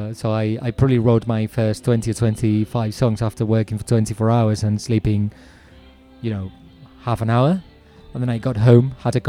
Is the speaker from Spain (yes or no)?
yes; Spain; moved away; I'm originally Spanish.